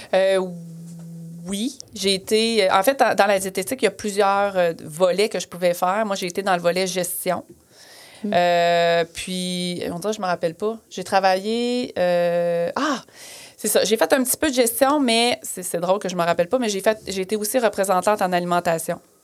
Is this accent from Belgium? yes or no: no; Plessisville, Quebec, Canada; moved away as an adult; also born or lived in Western Canada / Australia; je suis, euh, je suis née à Plessisville, je fais mes études